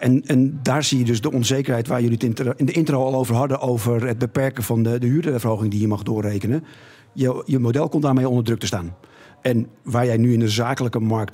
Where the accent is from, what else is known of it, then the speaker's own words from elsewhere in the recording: Netherlands; we zijn Nederlanders